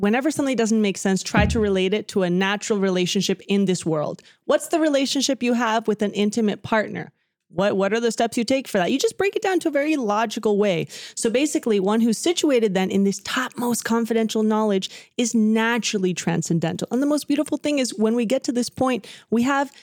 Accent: Dallas, Texas, United States; first language Spanish; I was born in Dallas, Texas, even though my parents are both from Argentina.

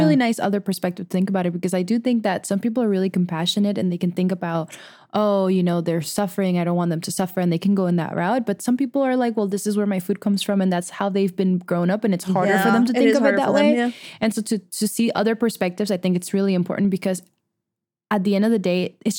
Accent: Venezuela; Well, I at least I grew up in Venezuela, so it's very, very much a meat eating country as well.

